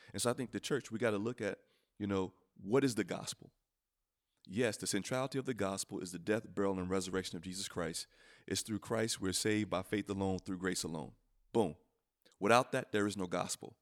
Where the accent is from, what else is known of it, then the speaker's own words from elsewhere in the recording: United States; I'm an American